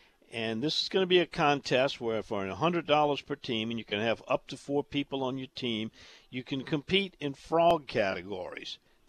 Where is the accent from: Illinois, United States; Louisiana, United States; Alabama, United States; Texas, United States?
Louisiana, United States; Jefferson Parish; when I was a kid growing up in Jefferson Parish and basically a suburb